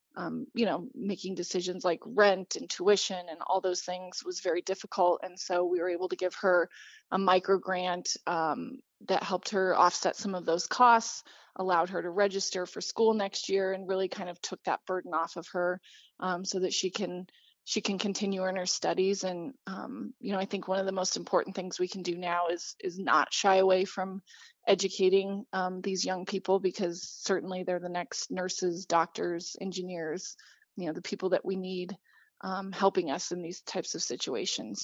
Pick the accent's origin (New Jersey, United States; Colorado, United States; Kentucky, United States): Colorado, United States; Grand Junction; I grew up in Grand Junction and, um, went to school here